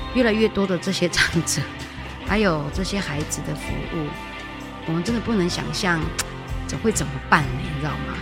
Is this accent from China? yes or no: no; Taiwan; 让我们可以在我们的家乡，我们自己人照顾自己人